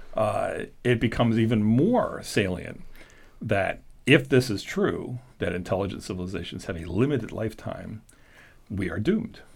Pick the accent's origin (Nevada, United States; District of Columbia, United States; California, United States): District of Columbia, United States; Washington; moved away; I was born and raised in Washington D.C., so for me it was going home